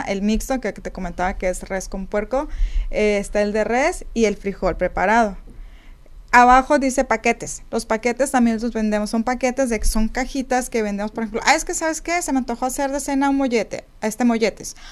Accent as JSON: {"language": "Spanish", "region": "Sonora", "country": "Mexico", "said": "Somos de Sonora"}